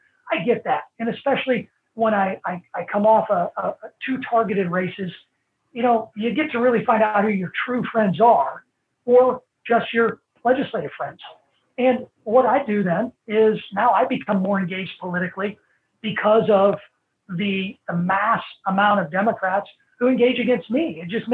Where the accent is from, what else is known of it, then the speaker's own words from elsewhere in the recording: Illinois, United States; I'm from Illinois